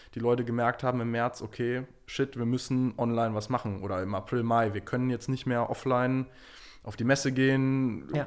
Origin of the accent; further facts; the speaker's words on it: Munich, Bavaria, Germany; also born or lived in New York; ich komme ursprünglich aus München